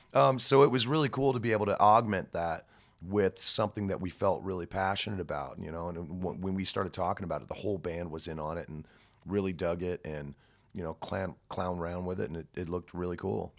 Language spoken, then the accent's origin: English; United States; as an American